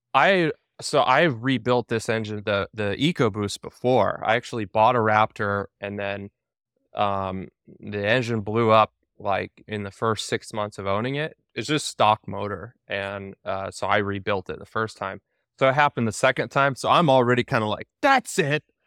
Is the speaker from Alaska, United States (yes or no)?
yes; Alaska, United States; my wife and I, we were actually, like, uh, we're from Alaska